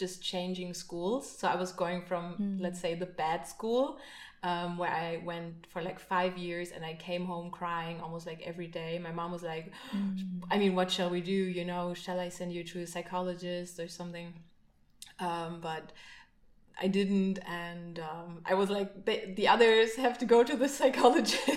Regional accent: Berlin, Germany; I grew up in Berlin, in East Berlin

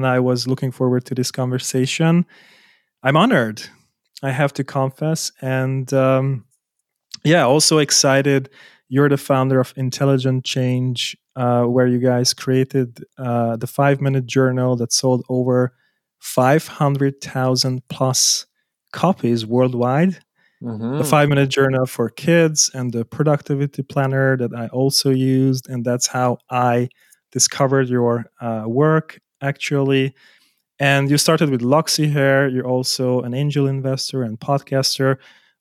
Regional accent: Hungary; English is a second language; moved away; also born or lived in Germany; I was born in Hungary

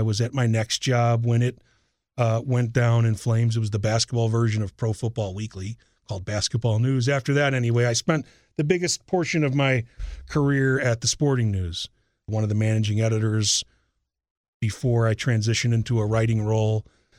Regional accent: Chicago, Illinois, United States; born or raised there; moved away as an adult

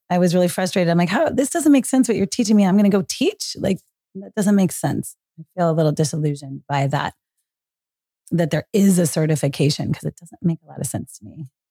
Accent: Marin County, Northern California, United States; Growing up in Marin County, Northern California

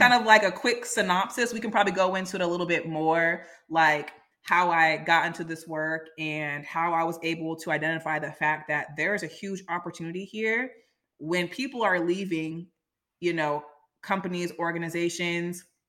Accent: Silicon Valley, California, United States; I'm from Silicon Valley

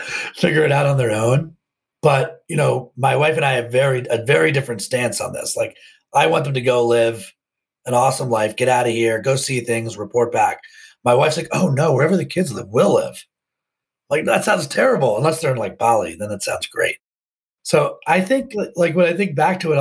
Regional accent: Potomac, Maryland, United States; I grew up outside of Washington, D.C. in Potomac, Maryland.

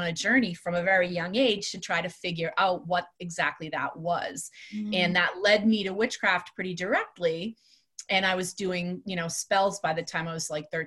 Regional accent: Salem, Massachusetts, United States; I grew up in Salem. That's where I'm from

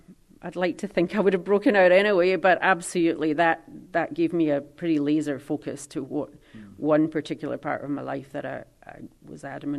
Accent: Scotland, United Kingdom; But we came from the Highlands, and so we never fitted in.

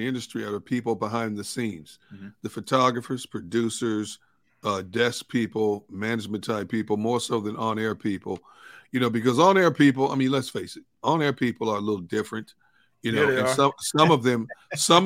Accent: Milwaukee, Wisconsin, United States; moved away as an adult; now in Philadelphia, United States; my hometown, CBS in Milwaukee

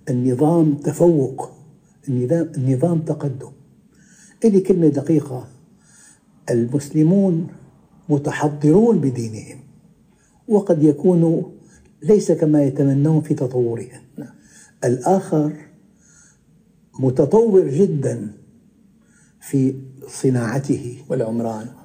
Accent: Damascus, Damascus Governorate, Syria; كنت مرة أنا في المغرب وعدت إلى بلدي دمشق سابقا

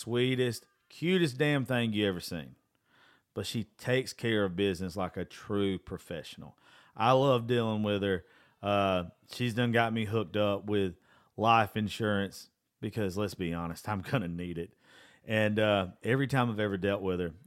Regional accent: Georgia, United States; born or raised there

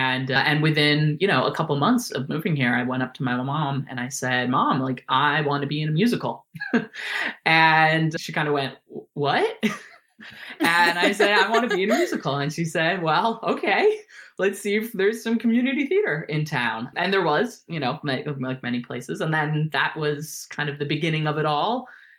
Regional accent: Germany; born there; So I was born in Germany, which is where they were living and working at the time.

